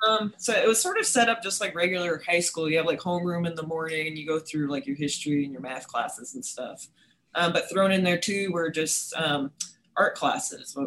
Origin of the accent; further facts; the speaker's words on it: New York City, New York, United States; moved away as an adult; also born or lived in Westchester County, New York / San Diego, California; now in Starkville, United States; I'm originally from New York City